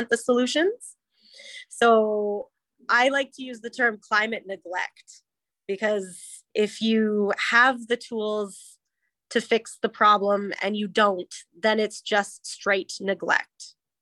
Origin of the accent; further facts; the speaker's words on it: Canada; I am incredibly Canadian